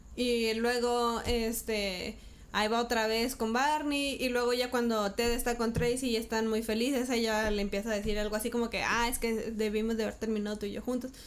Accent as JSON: {"language": "Spanish", "town": "Parras", "region": "Coahuila", "country": "Mexico", "tie": "born or raised there", "also_born_or_lived": "Torreón", "said": "Yo estaba en Parras en el 94. Me vine de Parras en el 98."}